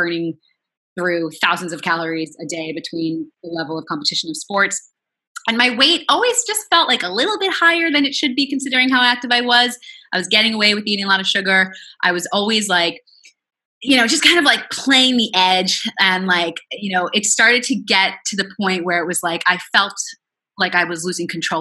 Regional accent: Long Island, New York, United States; moved away as an adult; also born or lived in Queens, New York; now in Los Angeles, United States; I was born in Queens, raised on Long Island. I'm a New Yorker to the core, but now I'm in LA.

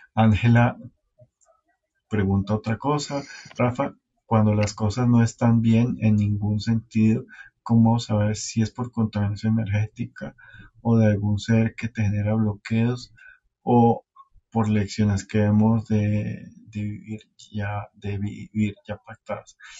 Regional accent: Santa Marta, Magdalena, Colombia; moved away; como yo me vine hace tanto tiempo de Santa Marta, en el tiempo que yo era pelado

